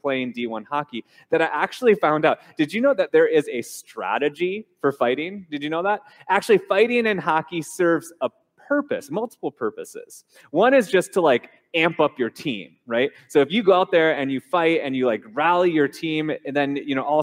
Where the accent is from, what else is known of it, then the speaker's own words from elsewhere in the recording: Minnesota, United States; now in Hawaii, United States; I grew up in Minnesota, the state of hockey